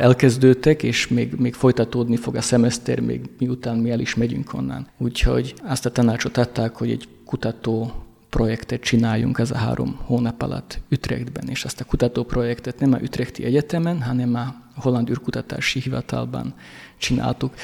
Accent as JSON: {"language": "Hungarian", "town": "Rožňava", "region": "Košice Region", "country": "Slovakia", "said": "Én Rozsnyóról vagyok, Szlovákiából, ami egy bányaváros volt."}